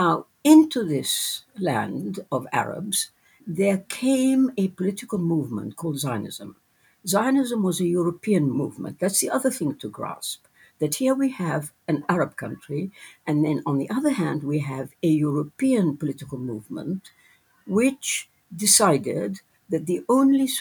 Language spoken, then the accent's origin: English; England, United Kingdom; also born or lived in Jerusalem; I was born in Jerusalem, but ended up in Britain for the obvious reason. It was the setting up of the State of Israel in Palestine that drove people like me out. And so I ended up in England, where I grew up